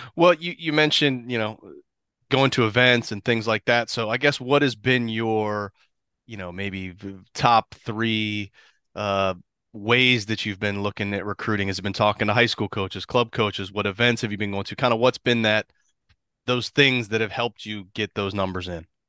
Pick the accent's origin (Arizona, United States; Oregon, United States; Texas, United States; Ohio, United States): Ohio, United States; Columbus; moved away as an adult; also born or lived in Washington, D.C.; now in Florida, United States; grew up in Columbus